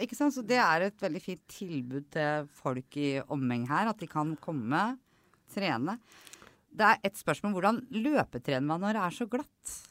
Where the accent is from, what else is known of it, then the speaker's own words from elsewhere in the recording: Kodal, Vestfold, Norway; jeg er fra Koddal, og det var ski hele tida